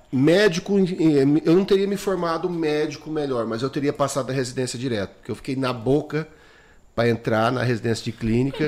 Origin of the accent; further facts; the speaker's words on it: Jales, São Paulo, Brazil; moved away; eu vim do interior de São Paulo, de Jales. A minha escola é de Jales